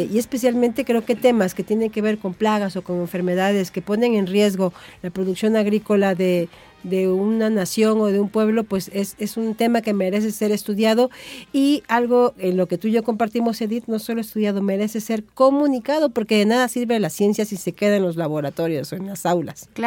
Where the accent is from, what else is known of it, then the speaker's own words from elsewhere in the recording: Xalapa, Veracruz, Mexico; De aquí de Jalapa.